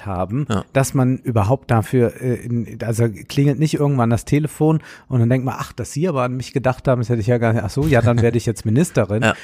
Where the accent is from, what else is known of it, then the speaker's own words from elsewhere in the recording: Rhineland-Palatinate, Germany; Ich bin ja Rheinland-Pfälzer, obwohl man Rheinland-Pfälzer nicht sein kann, man ist Rheinländer